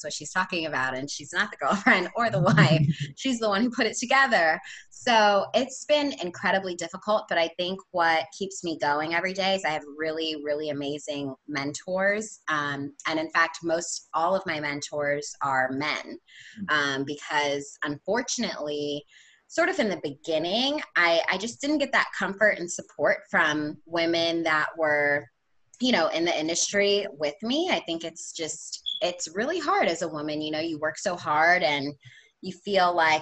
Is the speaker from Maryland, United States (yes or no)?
yes; Havre de Grace, Maryland, United States; moved away as an adult; now in Hampton, United States; where I grew up in Maryland is right on the water